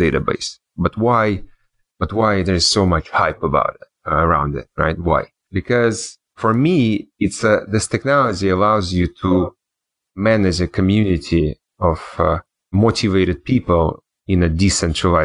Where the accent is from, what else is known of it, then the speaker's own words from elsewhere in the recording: Switzerland; also born or lived in New York / Germany / Russia / Israel; now in Miami, United States; I grew up in Switzerland and in New York, Switzerland.